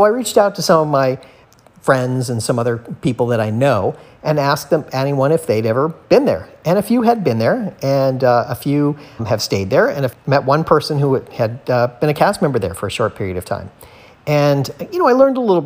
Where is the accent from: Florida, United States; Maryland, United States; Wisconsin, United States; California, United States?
Florida, United States; South; growing up in South Florida and living here